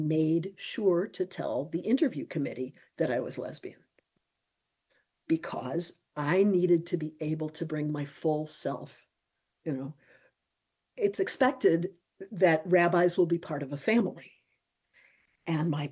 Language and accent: English; Midwest, United States; moved away; also born or lived in Bloomington, Indiana; I grew up in the Midwest